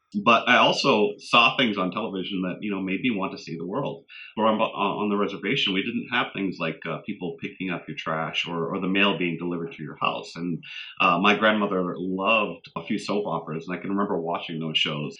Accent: Indian Township, Maine, United States; I was born and raised in Madoknagook, which is Indian Township, Maine, the reservation, the inland reservation for our two communities on the U.S. side. Zibayeg, Pleasant Point is where my father was raised. And I have blood family in both communities.

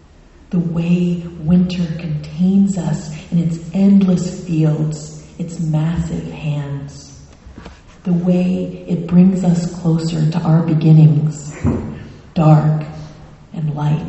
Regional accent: Florida, United States; now in Maine, United States; So I'm originally from South Florida, and I married a Mainer, and my only brother, also moved to Maine.

